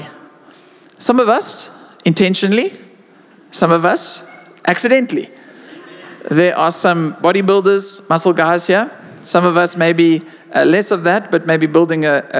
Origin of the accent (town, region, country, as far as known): South Africa